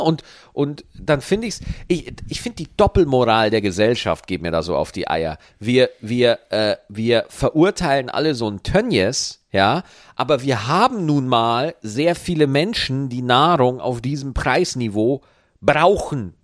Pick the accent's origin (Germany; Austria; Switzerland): Germany; Bavaria; moved away; Ich komme in Bayern aus Meniberg